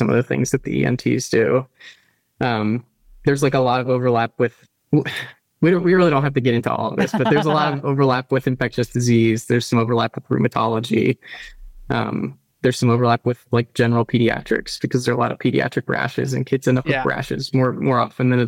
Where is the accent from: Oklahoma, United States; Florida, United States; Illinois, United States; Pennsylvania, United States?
Florida, United States; Tallahassee; moved away as an adult; also born or lived in northern New Jersey / Utah / Ann Arbor, Michigan; when I was a kid, my family moved to Florida, to Tallahassee. So that's where I grew up.